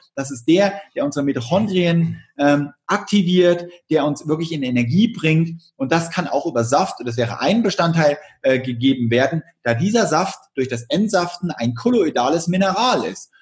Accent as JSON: {"language": "German", "region": "East Germany", "country": "Germany", "said": "ich komme aus der DDR."}